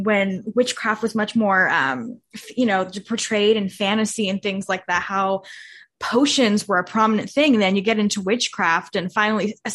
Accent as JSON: {"language": "English", "area": "Bay Area", "region": "California", "country": "United States", "tie": "born or raised there", "said": "I grew up in the Bay Area"}